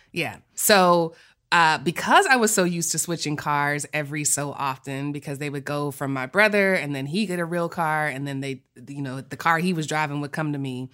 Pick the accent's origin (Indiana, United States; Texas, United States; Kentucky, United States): Texas, United States; we're from Texas